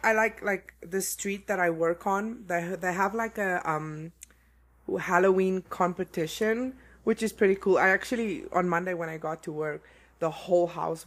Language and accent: English; South Africa; moved away as an adult; now in Colorado, United States; Growing up in South Africa